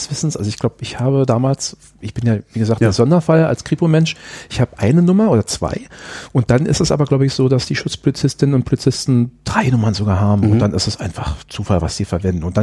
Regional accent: Berlin, Germany; das äh, haben wir als Berliner gemacht

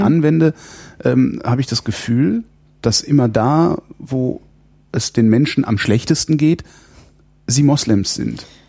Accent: Germany; ich bin halt in, in der Bundesrepublik aufgewachsen

